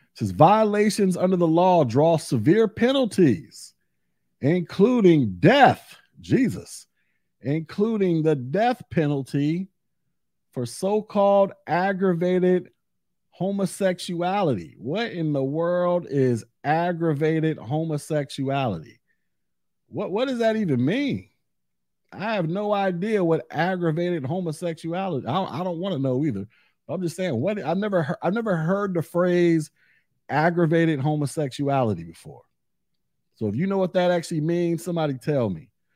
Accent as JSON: {"language": "English", "region": "Florida", "country": "United States", "tie": "born or raised there", "said": "in my home state of Florida"}